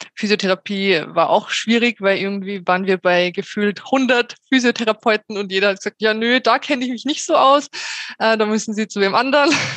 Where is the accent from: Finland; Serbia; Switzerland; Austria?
Austria; Salzburg; aus Salzburg